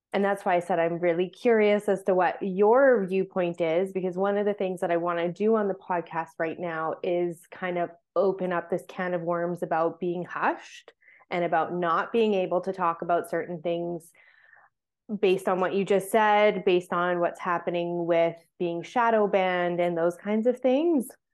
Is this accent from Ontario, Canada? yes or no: no; Vancouver Island, British Columbia, Canada; I grew up on Vancouver Island